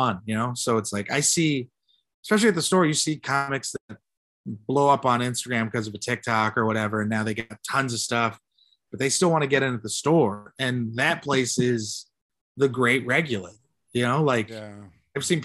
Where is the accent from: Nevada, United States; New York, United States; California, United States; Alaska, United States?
California, United States; San Jose; I'm a kid from Eastside San Jose